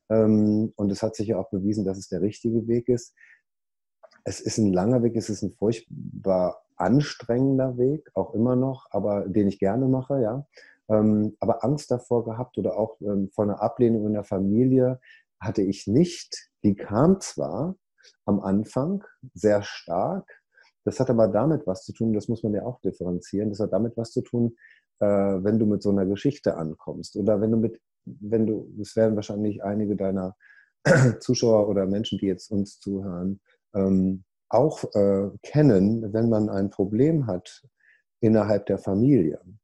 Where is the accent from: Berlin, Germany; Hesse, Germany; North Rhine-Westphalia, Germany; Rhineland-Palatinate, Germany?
North Rhine-Westphalia, Germany; Ruhr area; moved away as an adult; now in United States; ich komme ja aus dem Ruhrpott, deswegen rede ich manchmal so